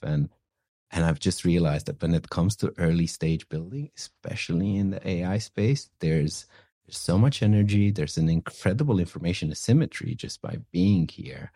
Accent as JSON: {"language": "English", "region": "northwest Romania", "country": "Romania", "tie": "born or raised there", "also_born_or_lived": "London, United Kingdom", "moved": "as an adult", "lives_now": "San Francisco, United States", "said": "I actually grew up in a in an incredibly small village in the northwest of Romania."}